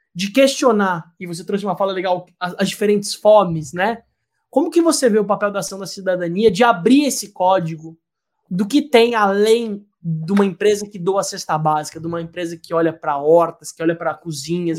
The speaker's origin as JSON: {"language": "Portuguese", "country": "Brazil", "said": "da gente como brasileiro"}